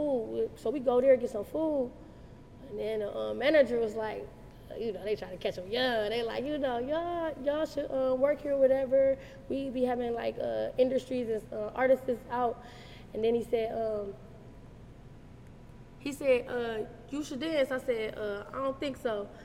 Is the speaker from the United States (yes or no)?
yes; Detroit, Michigan, United States; I'm from the west side of Detroit. I'm from the west side. I'm definitely a west side female. I'm from the Dexter Linwood area